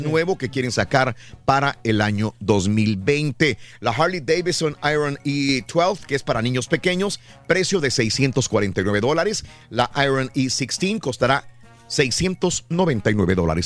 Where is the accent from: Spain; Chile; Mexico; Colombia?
Mexico; moved away; cuando yo crecí en México